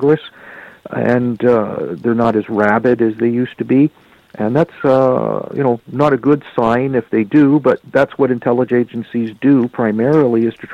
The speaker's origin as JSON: {"language": "English", "country": "Canada", "said": "I'm a Canadian"}